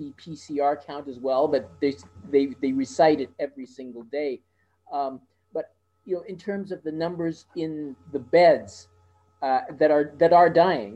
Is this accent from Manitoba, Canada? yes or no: yes; Winnipeg, Manitoba, Canada; I'm from Winnipeg